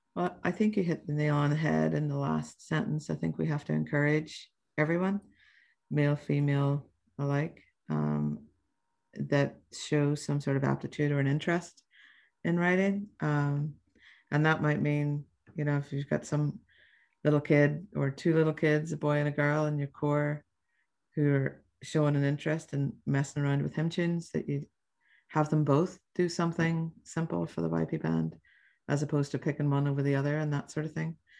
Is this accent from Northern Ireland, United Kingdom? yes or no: yes; Belfast, Northern Ireland, United Kingdom; now in New York, United States; I was born in Belfast in Northern Ireland